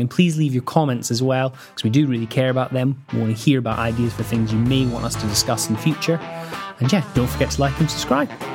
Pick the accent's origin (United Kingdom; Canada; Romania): United Kingdom; Scotland; I'm Scottish